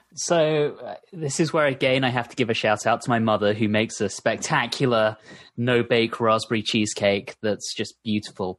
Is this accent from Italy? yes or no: no; United Kingdom; now in United States